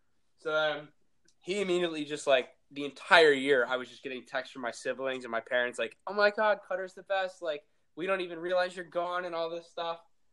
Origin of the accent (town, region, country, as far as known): Philadelphia, Pennsylvania, United States; now in North Carolina, United States